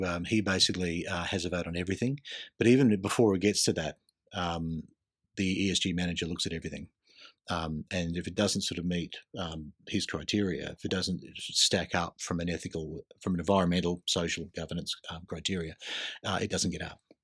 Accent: Queensland, Australia; I grew up in Queensland

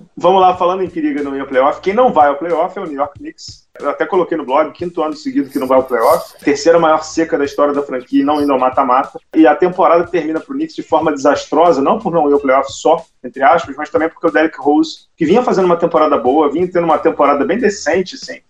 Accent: Rio de Janeiro, Brazil; A gente é carioca

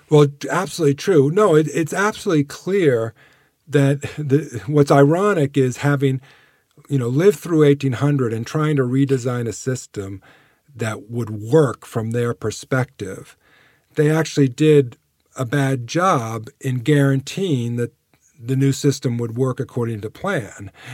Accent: United States; we, as Americans

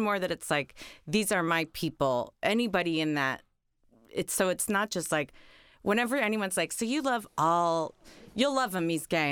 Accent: Oak Park, Illinois, United States; moved away; I grew up in Chicago, or, or outside of Chicago

